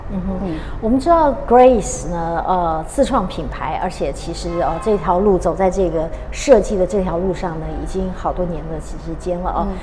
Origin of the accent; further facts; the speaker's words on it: Taiwan; 我们台湾人这动不动就出国就是到欧洲去买包包